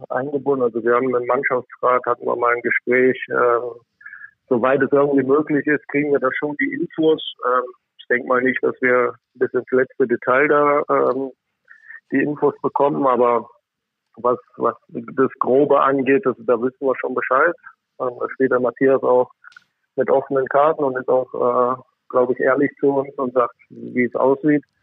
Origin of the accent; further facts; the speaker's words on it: Krefeld, North Rhine-Westphalia, Germany; für mich ist Krefeld einfach meine Heimat